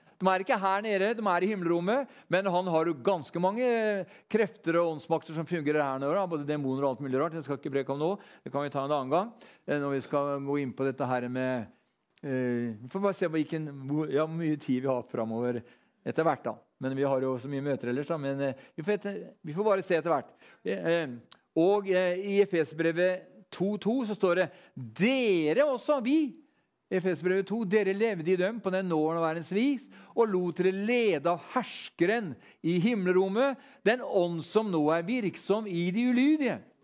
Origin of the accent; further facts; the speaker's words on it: Sarpsborg, Østfold, Norway; Når vi var guttunger, så vokste vi opp eh, nede på Alvim